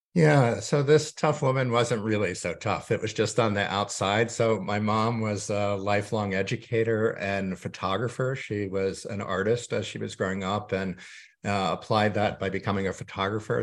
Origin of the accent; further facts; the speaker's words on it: suburbs of New York, United States; moved away; I grew up mainly during my childhood in the suburbs of New York